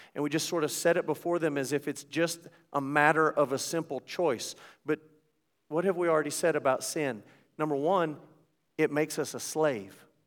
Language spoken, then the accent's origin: English; United States; as an American